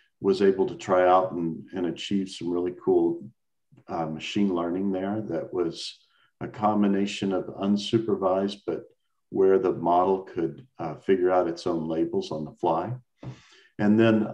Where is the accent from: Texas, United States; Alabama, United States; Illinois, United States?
Texas, United States; Dallas; also born or lived in Austin, Texas; I was born and raised in Dallas, Texas, and had the honor of being senior class president of my very large Dallas high school